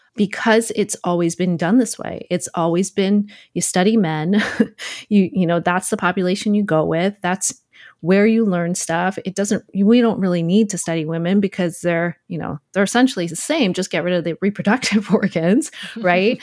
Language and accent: English; Trumbull, Connecticut, United States; I grew up in Connecticut in Fairfield County